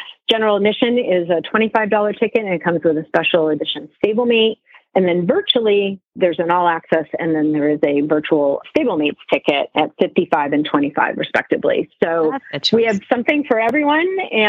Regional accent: Stratford, Connecticut, United States; growing up in Stratford, Connecticut, I didn't really have horses right in my backyard because there really were no farms.

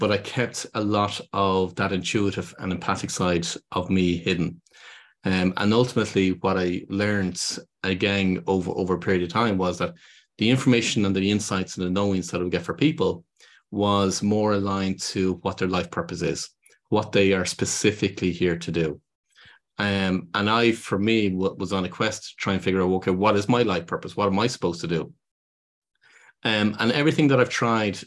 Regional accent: Dublin, Leinster, Ireland; I'm from Dublin in Ireland

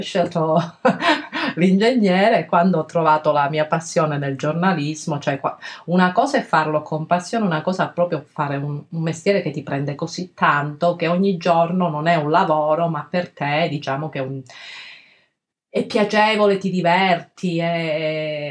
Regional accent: Calabria, Italy; nel mio paese una volta c'era questa festa che chiama, si chiama, c'è ancora Santa Liberata, ma all'epoca veramente venivano fedeli da tantissime parti della, della, Calabria

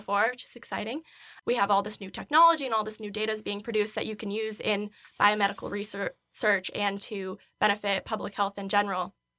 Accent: Fonda, New York, United States; moved away; I'm from Fonda, New York, which is about an hour west of Albany

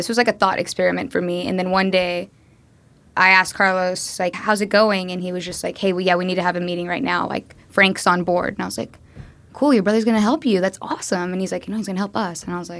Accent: Kenya; I'm from Kenya, they're getting out of this digital dark age, they use mobile payments.

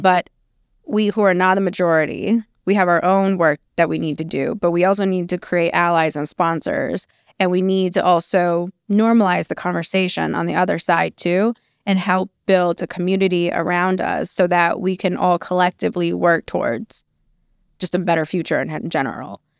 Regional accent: New Mexico, United States; also born or lived in China; I am Chinese by birth. I am New Mexican by, by upbringing

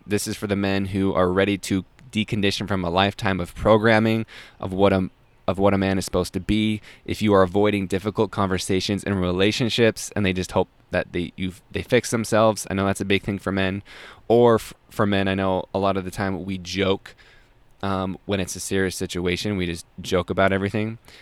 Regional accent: Salt Lake City, Utah, United States; I grew up in Salt Lake City, Utah.

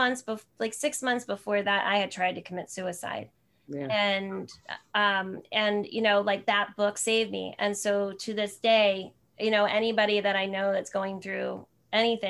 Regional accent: Sparta, New Jersey, United States; now in San Jose, United States; I grew up in New Jersey, so I'm an East Coast girl at heart

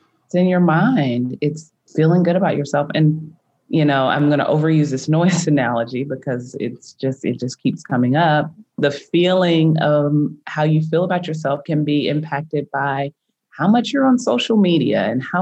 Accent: United States; growing up in America

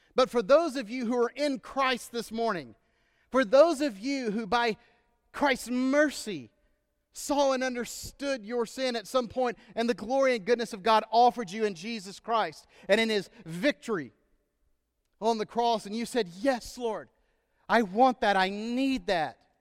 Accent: Texas, United States; moved away; I'm from Texas, our home state

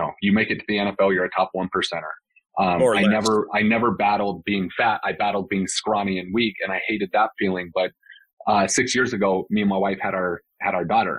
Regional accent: West Valley City, Utah, United States; moved away as an adult; also born or lived in Salt Lake City, Utah; now in Scottsdale, United States; I grew up in West Valley City, Utah

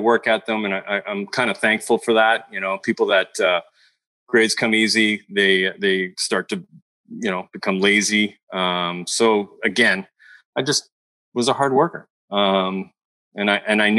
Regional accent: Montreal, Quebec, Canada; now in California, United States; I'm from Montreal.

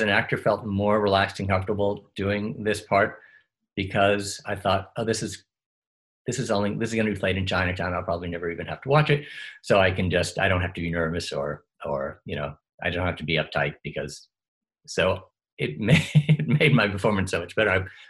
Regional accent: Australia; accent: Australian; So I have no idea how my Australian accent, I would be afraid to hear it now, because there was no one keeping track of it.

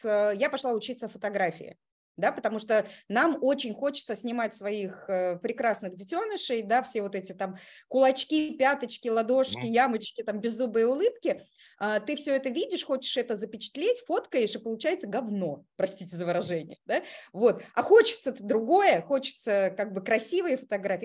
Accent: Kazan, Tatarstan, Russia; moved away as an adult; now in Moscow, Russia; я из Казани. Я такая наполовину татарка да, из наших. Вот. А, последние 16 лет я живу в Москве

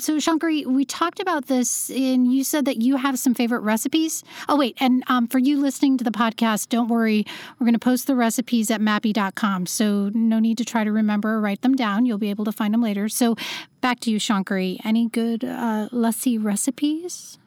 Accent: Iowa, United States; also born or lived in Los Angeles; now in New York City, United States; I'm in New York City right now, and I used to live in L A, but I grew up in Iowa

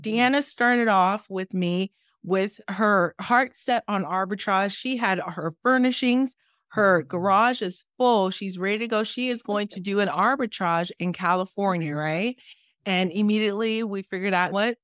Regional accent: Haiti; I'm the girl from Haiti

